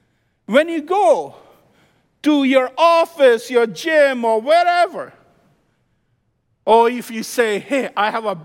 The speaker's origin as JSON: {"language": "English", "region": "Midwest", "country": "United States", "said": "By the way, I'm from Midwest. I lived in the Midwest for 22 years. Flat land, straight streets."}